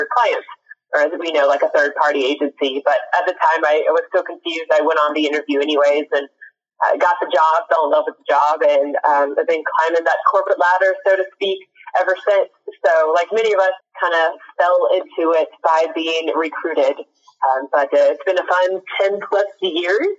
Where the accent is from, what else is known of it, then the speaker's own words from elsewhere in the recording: Nashville, Tennessee, United States; now in Dallas, United States; I'm from Nashville, Tennessee, but I live in Dallas, Texas